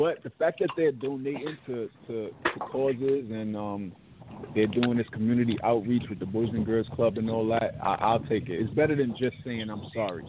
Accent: Brooklyn, New York, United States; Fuck ISIS. I'm from Brooklyn.

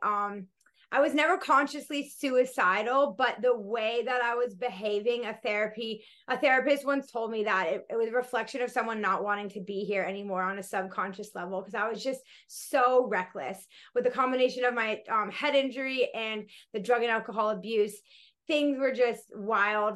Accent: Colorado, United States; moved away as an adult; also born or lived in Florida / Denver, Colorado; now in Australia; I grew up in Colorado and then my family moved to Florida when I was about 12, 13.

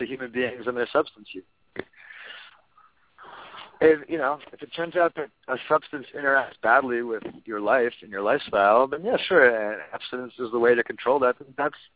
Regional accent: New York City, New York, United States; I grew up in New York City

